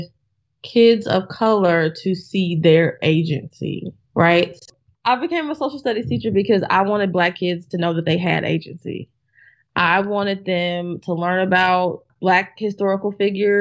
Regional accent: Atlanta, Georgia, United States; I'm from Atlanta, but my parents are from what used to be a small town in Georgia.

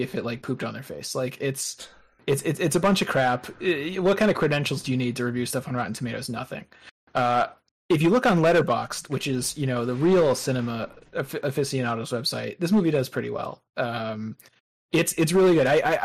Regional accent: Southern New Hampshire, United States; where I grew up in Southern New Hampshire

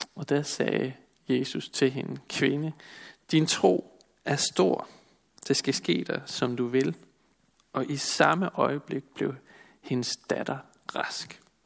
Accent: Denmark; Som danskere

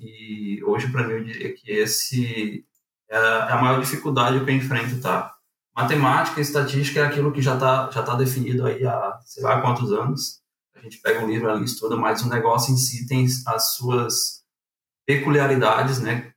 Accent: Fortaleza, Ceará, Brazil; moved away as an adult; also born or lived in Acaraú, Ceará; now in Porto Alegre, Brazil; Sou natural de Acaraú, é uma cidade ali situada na região norte do estado do Ceará, desde os meus 10 anos de idade, mas minha família ah, acabou migrando ali para tal Fortaleza, né? Onde foi basicamente eu cresci e vivi até ali o ah, comecinho de 2019

